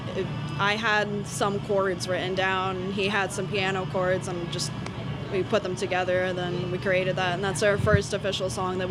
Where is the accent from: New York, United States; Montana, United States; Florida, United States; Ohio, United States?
Florida, United States; Daytona Beach; we are from Daytona Beach